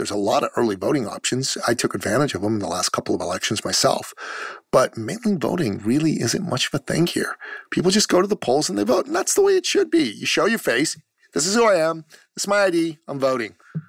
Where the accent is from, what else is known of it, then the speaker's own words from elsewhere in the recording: Canada; And I'm from Canada. I live in Canada.